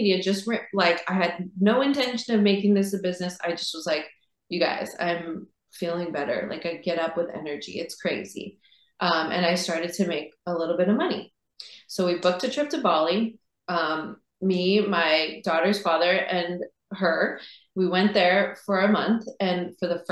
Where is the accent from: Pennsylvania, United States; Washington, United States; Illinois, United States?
Washington, United States; Seattle; growing up in Seattle